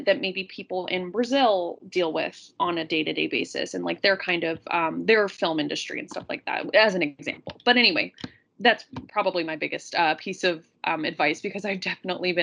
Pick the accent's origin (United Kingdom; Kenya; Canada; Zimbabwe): Canada; as a Canadian